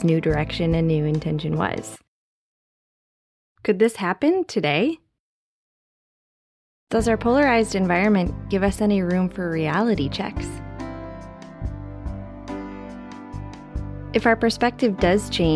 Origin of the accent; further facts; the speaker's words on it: United States; an American who grew up in an environment